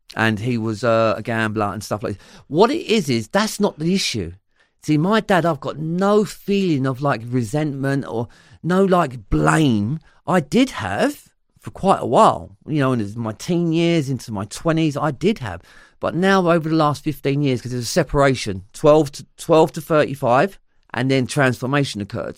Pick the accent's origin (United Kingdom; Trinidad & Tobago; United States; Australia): United Kingdom; London; accent: Cockney; it's still London, but we grew up around Cockney rhyming slang